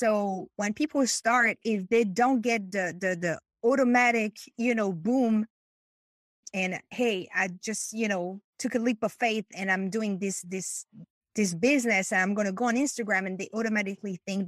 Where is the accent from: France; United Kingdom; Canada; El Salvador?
France; English is a second language; moved away as an adult; now in Chicago, United States; So I am from France. Was married to an American person and moved from France to the US